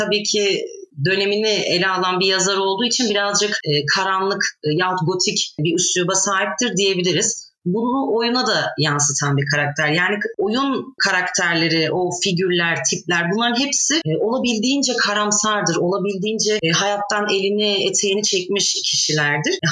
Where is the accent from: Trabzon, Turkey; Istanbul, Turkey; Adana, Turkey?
Adana, Turkey; moved away as an adult; also born or lived in Şanlıurfa / Bursa; now in Sivas, Turkey; 25 yaşındayım. 22 Kasım 1995 yılında dünyaya geldim. Ee, Şanlıurfa doğumluyum. 3 aylık iken ben Adana'ya göçmüş ailem. Yani ikinci memleketim Adana aslında. Akabinde 18'ime kadar Adana'da e, okudum.